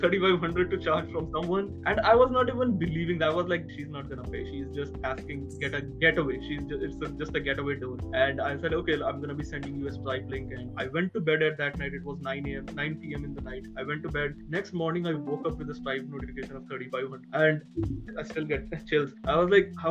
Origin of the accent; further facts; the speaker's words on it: India; being an Indian